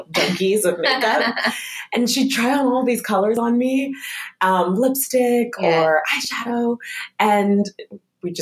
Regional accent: Topeka, Kansas, United States; I grew up in Topeka, Kansas

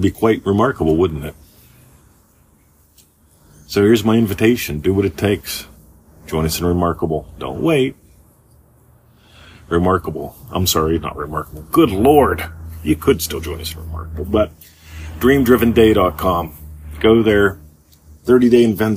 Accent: United States; moved away as an adult; now in Australia; Growing up in America

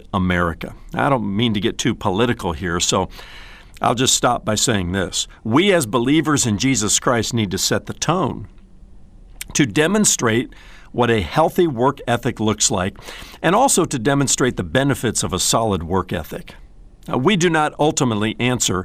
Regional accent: Indiana, United States; I was growing up in Indiana

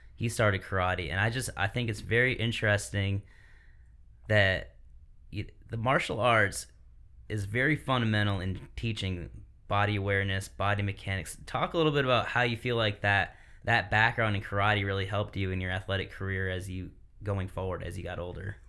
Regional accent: Michigan, United States; now in South Carolina, United States; I'm from Michigan as well

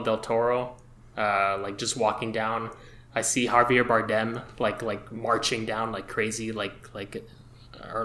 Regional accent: Montreal, Quebec, Canada; I'm from Montreal. I'm a filmmaker from Montreal

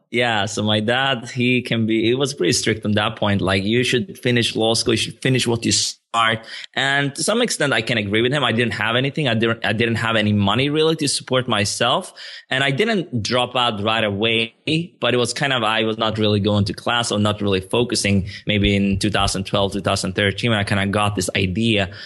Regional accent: Sweden; moved away as an adult; also born or lived in Stockholm, Sweden; now in Barcelona, Spain; I grew up in, like, a town two hours south of Stockholm, but I also lived in the capital for, for, like, seven, eight, maybe eight years

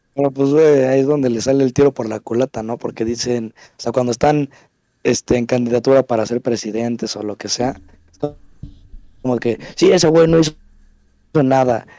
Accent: Mexico; yo lo digo como mexicano

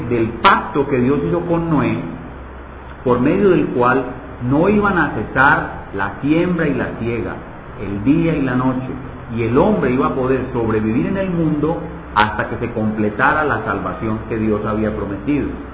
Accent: Medellín, Antioquia, Colombia; moved away; allá en Medellín, en mi tierra

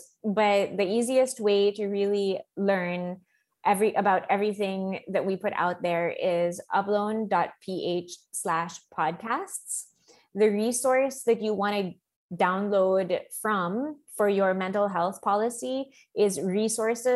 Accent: Philippines; Filipino workers

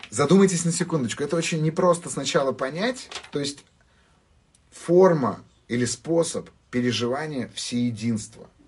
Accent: Armenia; Я, так сказать, армянин, а, и у армян очень сильно культурологически выражена зависть.

